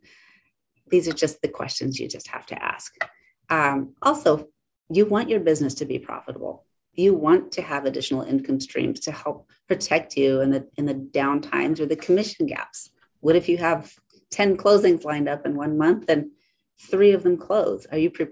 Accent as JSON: {"language": "English", "region": "Alaska", "country": "United States", "moved": "yes", "said": "I'm originally from Alaska"}